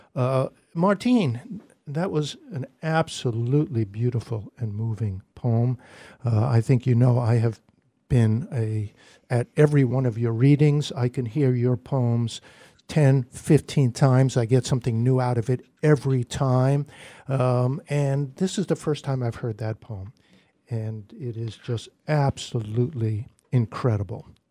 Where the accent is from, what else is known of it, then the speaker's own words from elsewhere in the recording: New York City, New York, United States; now in Northampton, United States; we're both from Brooklyn